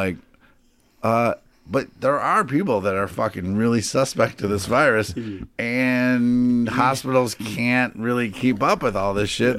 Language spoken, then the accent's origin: English; Buffalo, New York, United States; I'm from Buffalo.